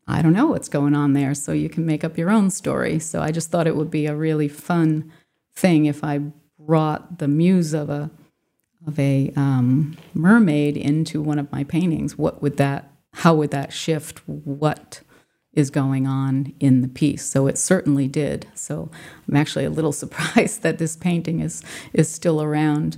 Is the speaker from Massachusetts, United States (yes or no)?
yes; Swansea, Massachusetts, United States; also born or lived in Fall River, Massachusetts / Rhode Island; I was born in Fall River, Massachusetts, and then lived in Swansea, which is a a fairly rural community at the time.